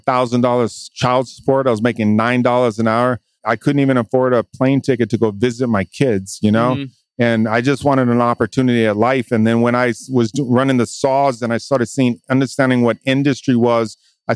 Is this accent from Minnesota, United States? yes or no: no; Hawaii, United States; also born or lived in California; now in Texas, United States; I'm from Hawaii.